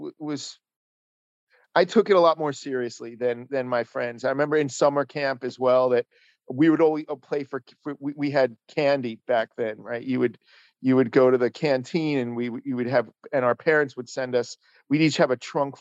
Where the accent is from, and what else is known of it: Paramus, New Jersey, United States; born or raised there; also born or lived in Manhattan, New York